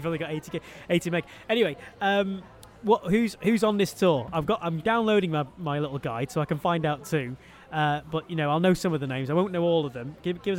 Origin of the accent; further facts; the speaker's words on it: Manchester, North West England, United Kingdom; as a Lancastrian, as a Mancunian